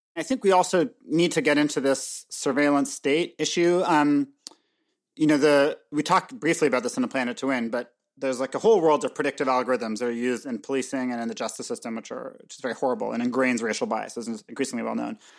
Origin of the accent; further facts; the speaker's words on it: Canada; also born or lived in Montreal; I'm, I'm Canadian